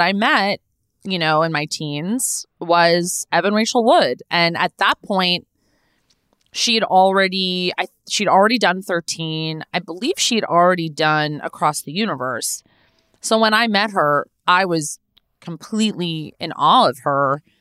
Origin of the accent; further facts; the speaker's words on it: Los Angeles, California, United States; I was born and raised here. I was born in Tarzana, California. I grew up in the Valley.